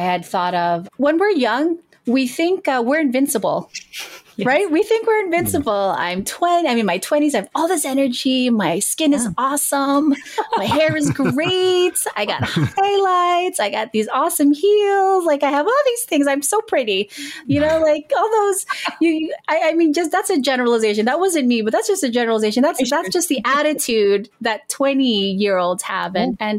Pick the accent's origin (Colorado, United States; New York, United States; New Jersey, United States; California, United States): New Jersey, United States; I am from New Jersey and I do work in legal services.